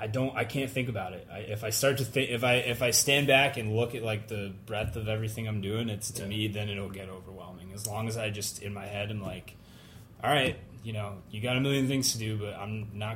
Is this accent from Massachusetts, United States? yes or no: yes; Pittsfield, Massachusetts, United States; I'm from. Let's see, I'm from Western Mass, so in the Berkshires.